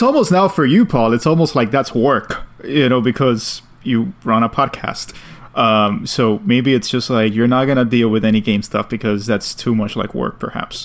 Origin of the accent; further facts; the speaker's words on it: New York City, New York, United States; as a New Yorker